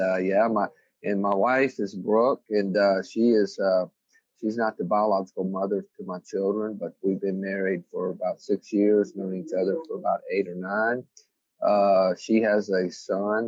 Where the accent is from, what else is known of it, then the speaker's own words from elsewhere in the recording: Biloxi, Mississippi, United States; I was born and raised in Mississippi